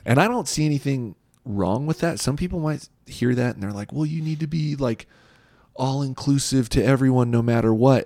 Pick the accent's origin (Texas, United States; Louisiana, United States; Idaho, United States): Idaho, United States; Boise; I grew up here in Boise.